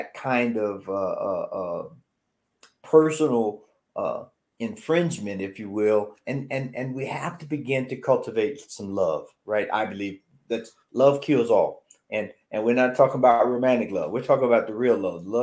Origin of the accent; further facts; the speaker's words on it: the South, United States; I grew up in the South